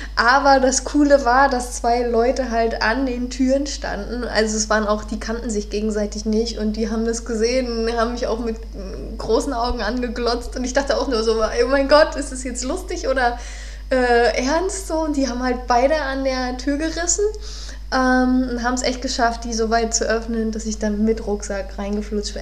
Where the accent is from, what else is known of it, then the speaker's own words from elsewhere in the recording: Neubrandenburg, Mecklenburg-Vorpommern, Germany; moved away; In meiner Heimatstadt, äh, ich komme aus Neubrandenburg